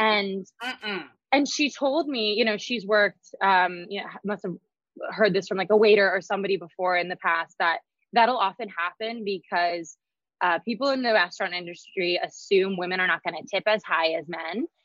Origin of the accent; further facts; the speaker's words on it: Idaho, United States; moved away; growing up in Idaho